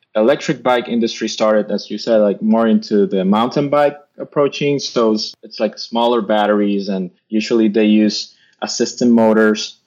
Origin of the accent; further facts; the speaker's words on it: United States; as an American